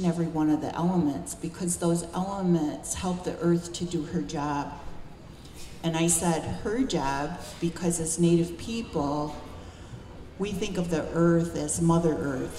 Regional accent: Buffalo, New York, United States; also born or lived in Cattaraugus Reservation, New York; By three, my family had moved to Buffalo

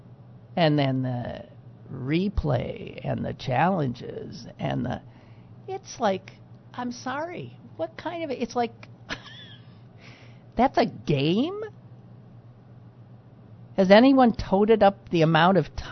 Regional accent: Green Bay, Wisconsin, United States; now in Pittsburgh, United States; born and raised in Green Bay, Wisconsin

